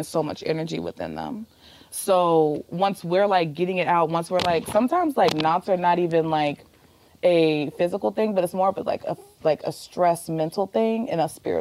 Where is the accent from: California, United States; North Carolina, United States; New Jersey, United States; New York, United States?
North Carolina, United States; moved away as an adult; now in Arizona, United States; I'm from North Carolina